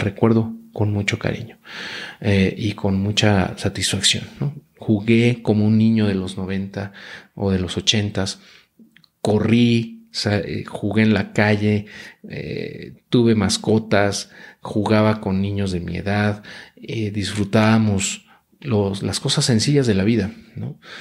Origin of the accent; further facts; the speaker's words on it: Mexico; Luego nací en México